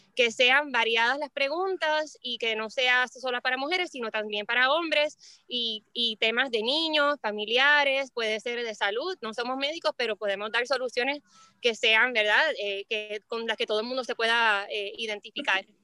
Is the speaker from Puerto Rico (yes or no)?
yes; Puerto Rico; yo nací y, me crié toda la vida en Puerto Rico.